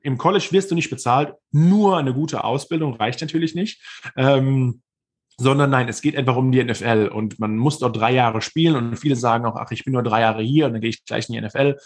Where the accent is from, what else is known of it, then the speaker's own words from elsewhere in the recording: Viernheim, Hesse, Germany; moved away as an adult; also born or lived in Mannheim / New York; now in United States; in Mannheim geboren, in Viernheim aufgewachsen. Das ist noch ein kleiner Hessenzipfel, äh, aber man hört vielleicht auch noch, wo ich herkomme